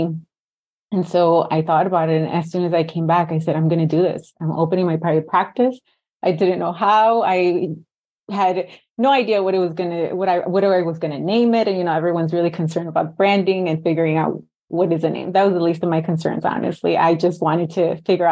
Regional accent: Chicago, Illinois, United States; also born or lived in Mexico; I was born here in Chicago, pero yo siempre digo que soy de aquí y soy de allá.

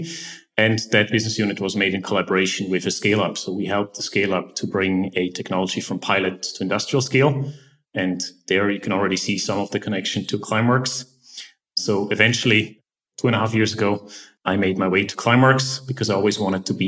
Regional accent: Eastern Switzerland, Switzerland; moved away as an adult; I grew up in Eastern Switzerland, pretty much a bit in the countryside.

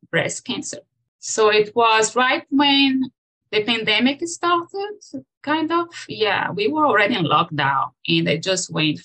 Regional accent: Brazil; moved away as an adult; now in Los Gatos, United States; I was born in Brazil

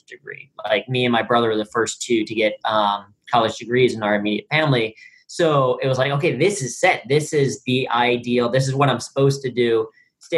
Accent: Cincinnati, Ohio, United States; I grew up in Cincinnati, Ohio

